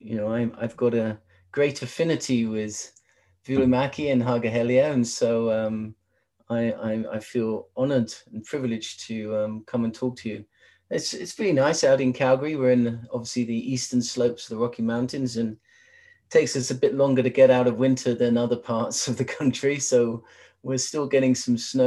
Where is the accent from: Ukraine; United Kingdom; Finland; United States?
United Kingdom; London; moved away as an adult; now in Canada; my accent, I'm originally from London in England.